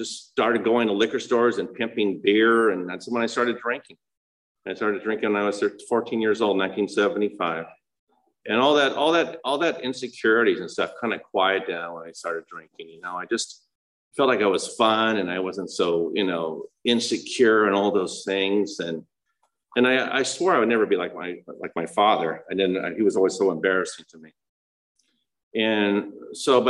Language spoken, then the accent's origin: English; El Monte, California, United States; I was born in El Monte, California